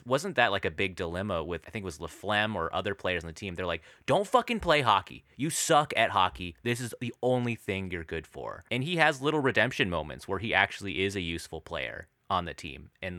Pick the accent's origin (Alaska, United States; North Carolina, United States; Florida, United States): Alaska, United States; those commercials we'd see growing up in Alaska.